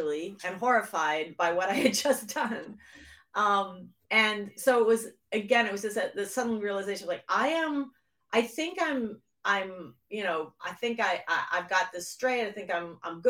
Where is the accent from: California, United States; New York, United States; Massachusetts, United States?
Massachusetts, United States; just outside of Boston; I grew up in just outside of Boston, Massachusetts